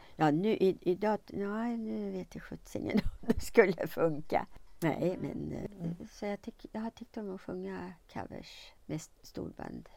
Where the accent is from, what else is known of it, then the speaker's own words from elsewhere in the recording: Eskilstuna, Södermanland, Sweden; also born or lived in Stockholm; jag är född i Eskilstuna